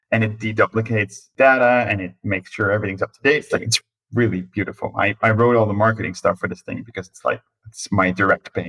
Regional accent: Netherlands; also born or lived in United States; I'm from the Netherlands

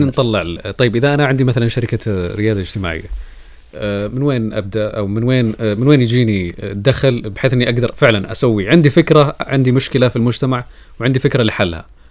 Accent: Saudi Arabia; عندنا في السعوديه

